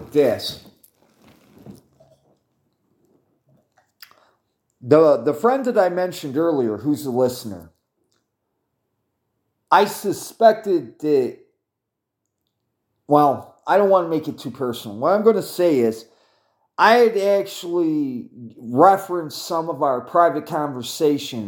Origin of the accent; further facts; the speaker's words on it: United States; I'm an American